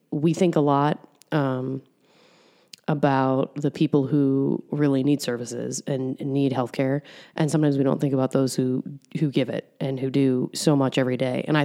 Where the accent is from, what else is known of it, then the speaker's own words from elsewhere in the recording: New York, United States; moved away as an adult; now in Columbus, United States; I'm from New York.